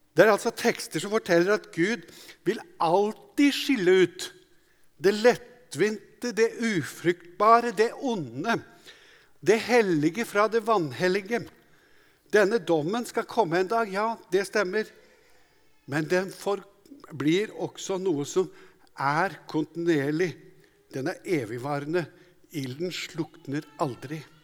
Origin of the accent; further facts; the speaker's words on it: Hadeland, Innlandet, Norway; Jeg vokste opp på Hadeland